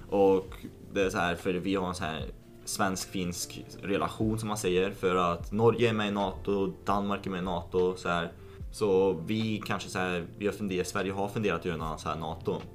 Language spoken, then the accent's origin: Swedish; Lithuania; now in Sweden; i Litauen där jag är född